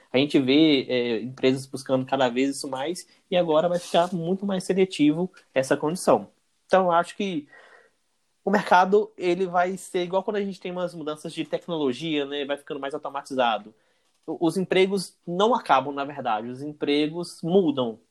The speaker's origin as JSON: {"language": "Portuguese", "town": "João Monlevade", "region": "Minas Gerais", "country": "Brazil", "tie": "born or raised there", "said": "eu sou natural da cidade de João Molevade, interior de Minas, natural e residente de João Molevade"}